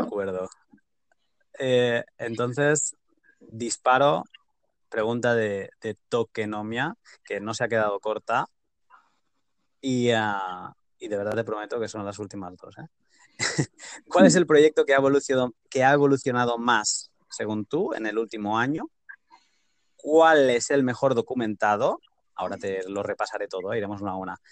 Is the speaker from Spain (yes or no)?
yes; Catalonia, Spain; yo soy catalán